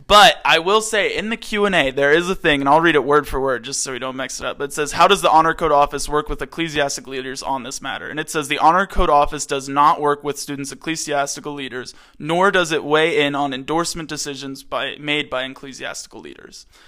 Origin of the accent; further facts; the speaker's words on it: Maryland, United States; moved away; I'm from Maryland, East Coast.